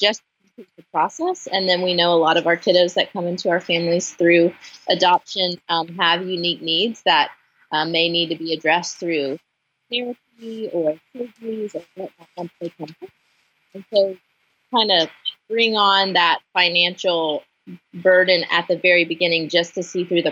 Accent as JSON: {"language": "English", "town": "Franklin", "region": "Tennessee", "country": "United States", "said": "I'm from Franklin, Tennessee, just south of Nashville"}